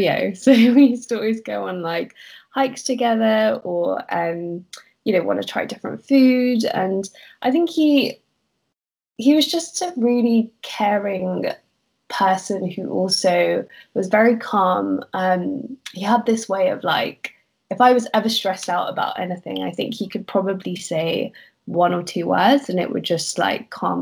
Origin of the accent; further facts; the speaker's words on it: London, United Kingdom; I am born and raised in London